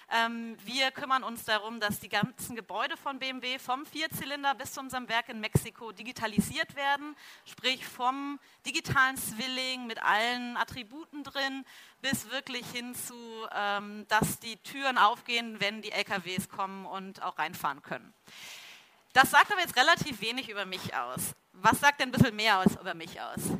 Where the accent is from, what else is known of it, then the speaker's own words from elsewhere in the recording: Cologne, North Rhine-Westphalia, Germany; now in Munich, Germany; dass ich ja Kölsche Frohnatur bin, nämlich ursprünglich aus Köln komme und hier in München eigentlich ähm, so meine zweite Heimat gefunden hat.